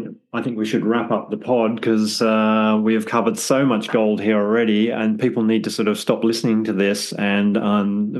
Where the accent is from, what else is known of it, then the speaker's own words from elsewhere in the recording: London, United Kingdom; as a Londoner